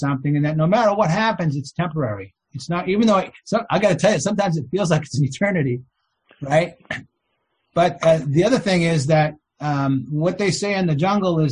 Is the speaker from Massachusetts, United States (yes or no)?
yes; Boston, Massachusetts, United States; I grew up in Boston